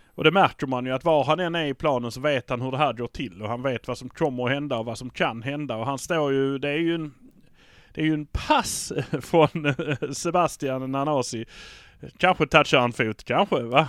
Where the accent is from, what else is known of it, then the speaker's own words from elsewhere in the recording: Malmö, Skåne, Sweden; vi är från Malmö.